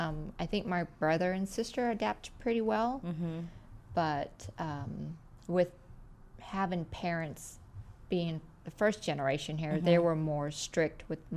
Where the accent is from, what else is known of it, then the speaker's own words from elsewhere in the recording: Banning, California, United States; also born or lived in Albuquerque, New Mexico / Linda Vista, California; growing up in Banning, California, that's where we went to the temple.